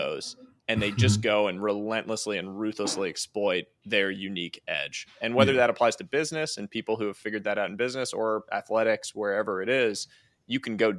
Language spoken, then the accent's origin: English; Boston, Massachusetts, United States; I'm a Boston guy, so I have to ask you about this. I grew up in Boston and cheering for the Patriots